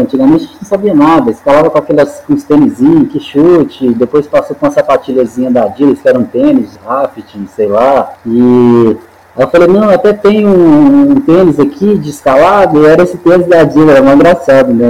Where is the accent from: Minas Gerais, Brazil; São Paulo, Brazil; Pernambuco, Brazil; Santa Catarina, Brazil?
Minas Gerais, Brazil; Belo Horizonte; also born or lived in Montes Claros, Minas Gerais; now in Serra do Cipó, Brazil; na verdade eu sou natural de Montes Claros, no norte de Minas, né? Mas minha família veio quando eu tinha por volta de uns oito anos para Belo Horizonte